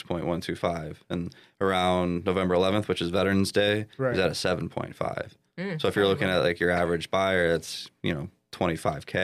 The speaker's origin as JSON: {"language": "English", "town": "Birmingham", "region": "Michigan", "country": "United States", "said": "I'm from Birmingham originally"}